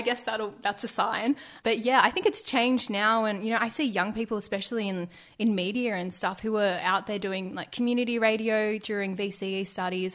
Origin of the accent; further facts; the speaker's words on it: Ballarat, Victoria, Australia; moved away; I grew up in Ballarat